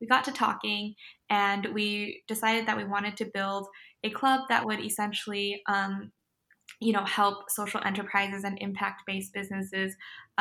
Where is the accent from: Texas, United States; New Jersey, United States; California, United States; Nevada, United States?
California, United States; LA County; I'm originally from LA County. That's where I'm at right now. I'm home with my parents